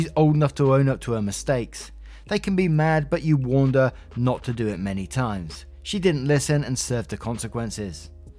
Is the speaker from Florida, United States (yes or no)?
yes; Florida, United States; Me, born and raised in Florida, I honestly think I might die if I had to be outside in those temps.